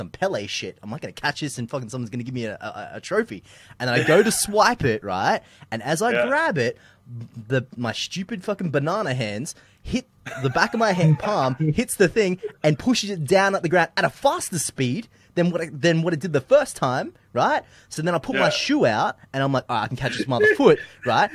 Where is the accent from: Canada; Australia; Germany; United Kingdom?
Australia; I've lived here my entire life